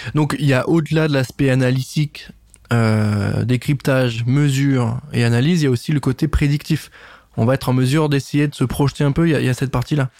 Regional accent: Nancy, Grand Est, France; je suis pas de Metz, mais de Nancy

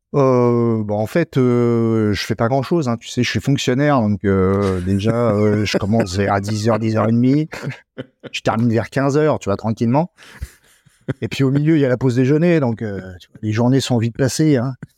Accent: Normandy, France; also born or lived in Haute-Savoie; now in Arâches-la-Frasse, France; Je suis né en Normandie il y a déjà euh, de très nombreuses années. et puis j'ai débarqué en Haute-Savoie il y a aussi de très nombreuses années maintenant

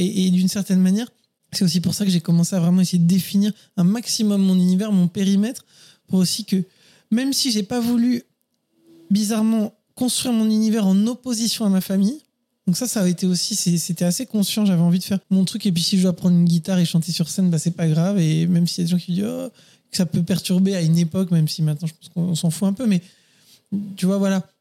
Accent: Paris, Île-de-France, France; moved away as an adult; also born or lived in Neuilly-sur-Seine; je suis parisien et j'ai vécu toutes les premières années de ma vie et jusqu'à bien 25 ans, je pense, même peut-être un peu plus, hein, peut-être 28 ans à Paris

